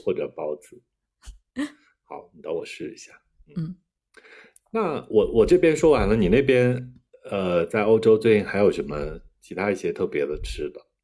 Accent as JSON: {"language": "Chinese", "town": "Kunming", "region": "Yunnan", "country": "China", "said": "我们昆明人"}